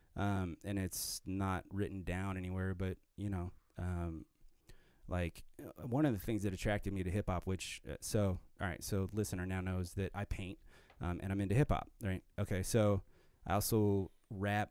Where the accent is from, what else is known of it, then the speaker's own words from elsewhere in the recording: Arvada, Colorado, United States; moved away as an adult; I grew up in the Denver area, um, Arvada.